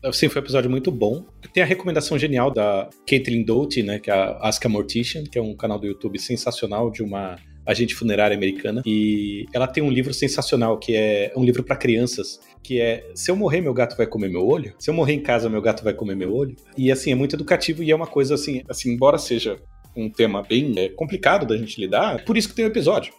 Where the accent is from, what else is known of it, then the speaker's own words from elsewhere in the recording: São Paulo, Brazil; moved away as an adult; now in Natal, Brazil; Eu vivi a vida inteira, assim, eu cresci em São Paulo